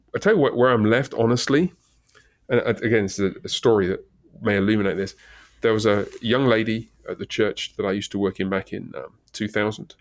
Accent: England, United Kingdom; moved away; I'm British

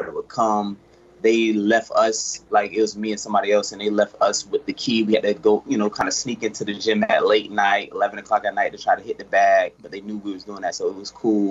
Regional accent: St. Petersburg, Florida, United States; also born or lived in Brooksville, Florida; I'm originally from St. Pete. You know, pretty much born and raised

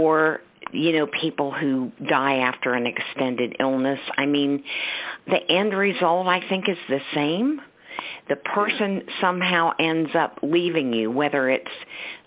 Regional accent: Kansas, United States; moved away; also born or lived in Morgantown, West Virginia / Tennessee; I grew up in Kansas, so I am also a fellow Midwesterner.

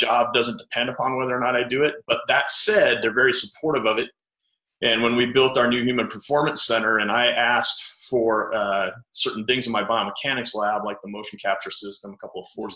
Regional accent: Grand Junction, Colorado, United States; also born or lived in Iowa; now in St. George, United States; I grew up in Grand Junction, Colorado

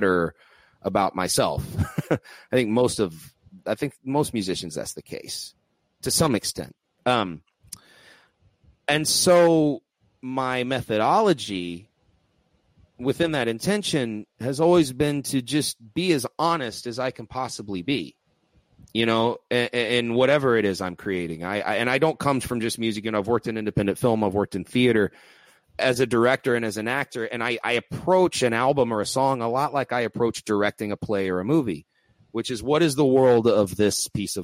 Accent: Texas, United States; I'm from Texas

